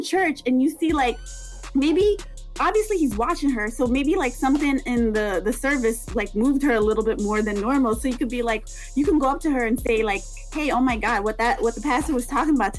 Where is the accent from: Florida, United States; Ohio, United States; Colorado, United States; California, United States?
Florida, United States; South; I'm from South Florida